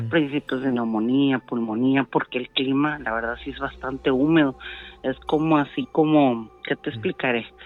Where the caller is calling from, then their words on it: Ensenada, Baja California, Mexico; ya te he marcado antes de acá de Ensenada.